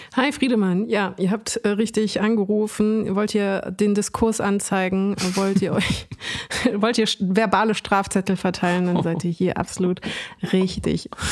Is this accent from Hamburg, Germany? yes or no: no; Munich, Bavaria, Germany; ich wurde in München geboren und bin hier auch mhm. aufgewachsen